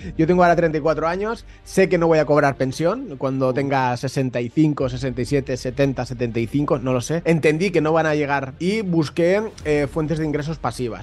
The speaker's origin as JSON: {"language": "Spanish", "town": "Valencia", "region": "Valencian Community", "country": "Spain", "also_born_or_lived": "Germany", "lives_now": "Alicante, Spain", "said": "yo soy de Valencia, pero resido en Alicante"}